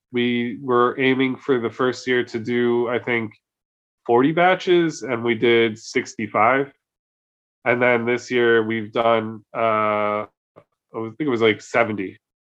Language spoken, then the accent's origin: English; New Jersey, United States; now in Oslo, Norway; I'm from New Jersey.